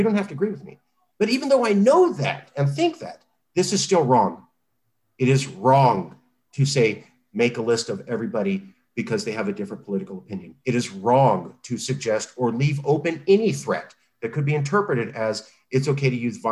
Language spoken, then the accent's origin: English; California, United States; I'm a Californian